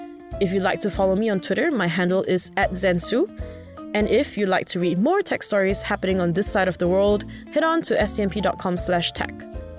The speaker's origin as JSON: {"language": "English", "country": "Singapore", "moved": "yes", "lives_now": "Hong Kong", "said": "As a Singaporean in Hong Kong"}